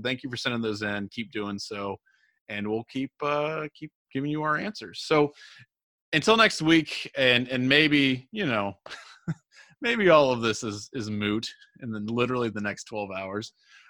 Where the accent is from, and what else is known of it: Middletown, United States; born or raised there